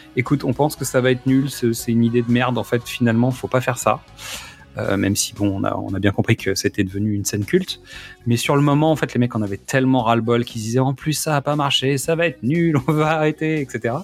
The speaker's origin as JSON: {"language": "French", "country": "France", "said": "avec lesquels on a grandi, nous, en France aussi"}